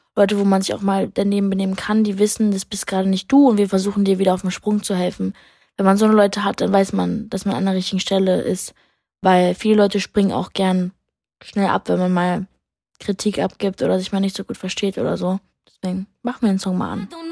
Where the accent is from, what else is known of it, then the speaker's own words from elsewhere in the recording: Berlin, Germany; als Berlinerin